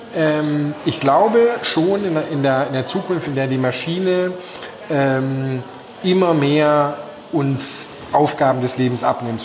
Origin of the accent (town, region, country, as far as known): Germany